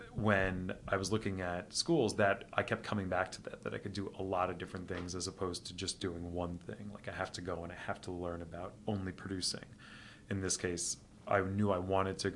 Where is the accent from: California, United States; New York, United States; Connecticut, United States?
New York, United States; New York City; also born or lived in Smithtown, Long Island, New York; I was born on Manhattan's Upper West Side and went to school, uh, public school here in New York. Uh, went to high school on Long Island at uh, Smithtown High School